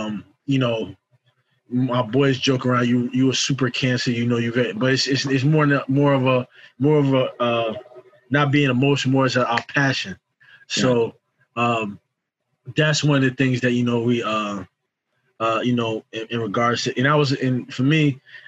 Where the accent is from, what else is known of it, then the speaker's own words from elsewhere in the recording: Rahway, New Jersey, United States; I'm from Rahway, New Jersey. I lived in many places, but if you ever ask me, I claim Rahway, New Jersey.